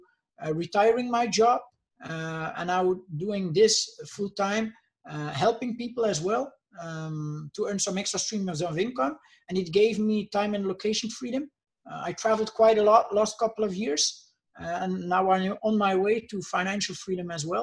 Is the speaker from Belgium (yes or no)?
yes; Bruges, Flanders, Belgium; I'm from Bruges, Belgium. They call it the Venice of the North.